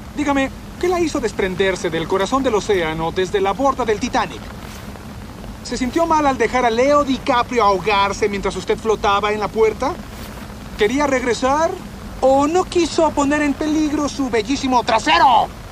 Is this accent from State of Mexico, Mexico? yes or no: yes; near Río de los Remedios, State of Mexico, Mexico; Yo nací y pues, dentro de lo que cabe crecí en en el Estado de México, justo en, la franja en, donde se divide el, Estado y el anteriormente llamado Distrito Federal